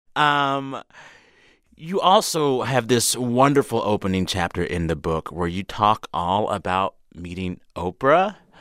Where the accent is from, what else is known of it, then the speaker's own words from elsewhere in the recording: San Antonio, Texas, United States; moved away; I grew up in San Antonio